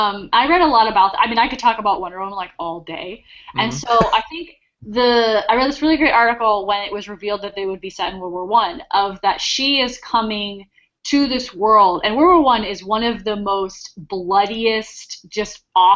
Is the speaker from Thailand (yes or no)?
no; Ireland; I'm Irish, I'm an overly emotional person, first of all.